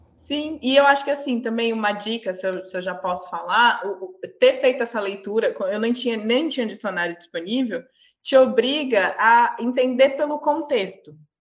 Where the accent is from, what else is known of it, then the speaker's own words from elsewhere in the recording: Brazil; moved away as an adult; eu sou brasileira, mas eu já moro fora do país já tem uns quatro anos